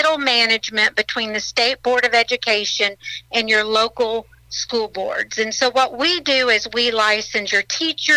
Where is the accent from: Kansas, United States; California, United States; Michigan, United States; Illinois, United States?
Illinois, United States; Murphysboro; also born or lived in Ava, Illinois; I grew up in Southern Illinois. I grew up in Murfreesboro